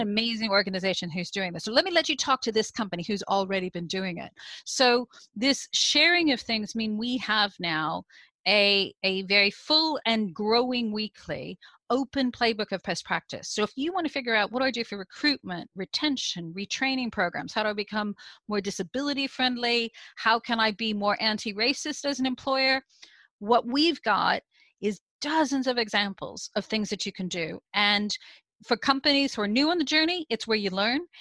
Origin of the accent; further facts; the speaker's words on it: United States; now in United Kingdom; you can hear from my accent. I'm originally from the US, I now live in the UK